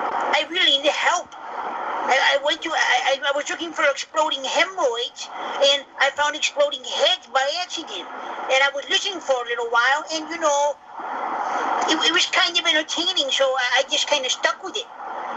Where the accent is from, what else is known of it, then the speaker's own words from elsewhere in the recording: New Jersey, United States; I can't find Dr. Lipschitz in the phone book, and I'm from New Jersey.